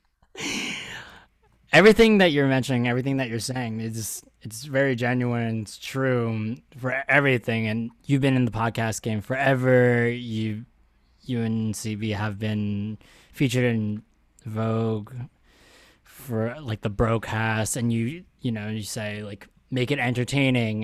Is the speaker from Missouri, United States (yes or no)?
no; Philadelphia, Pennsylvania, United States; I'm from Philly